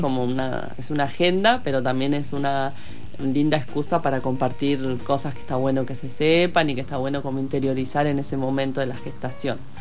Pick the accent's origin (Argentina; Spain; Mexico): Argentina; also born or lived in El Hoyo; los tengo en mi casa en Argentina